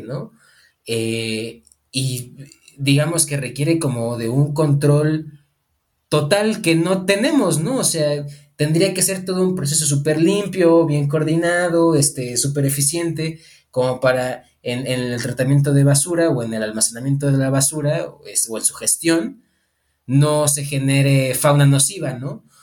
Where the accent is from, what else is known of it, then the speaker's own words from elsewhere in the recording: Mexico; also born or lived in Morelia; soy parte de esta comunidad que somos ciudadanos, ciudadanas mexicanas